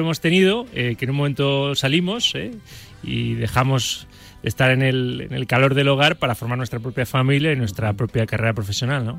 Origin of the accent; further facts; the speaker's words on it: Valencian Community, Spain; moved away as an adult; now in Madrid, Spain; Yo soy valenciano Llevo 20 años aquí en Madrid